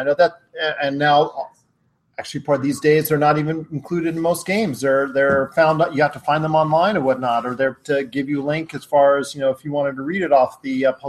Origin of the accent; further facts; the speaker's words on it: Alabama, United States; I mean, I grew up in Alabama. I could just walk outside and see someone with a banjo and coveralls.